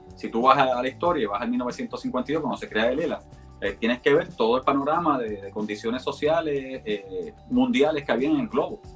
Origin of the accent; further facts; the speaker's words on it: Jayuya, Puerto Rico; Yo soy un jíbaro de Jayuya. Este, la realidad, yo soy natural de Jayuya.